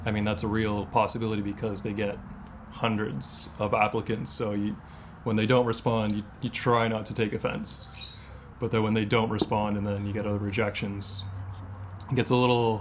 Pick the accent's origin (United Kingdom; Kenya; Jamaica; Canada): Canada; Ottawa, Ontario; now in Whistler, Canada; I'm from Ottawa